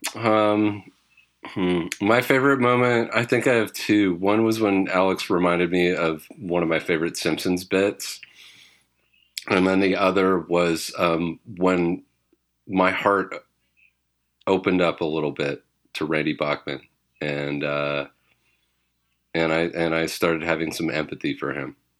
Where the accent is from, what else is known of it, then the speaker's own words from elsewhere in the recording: British Columbia, Canada; I grew up in British Columbia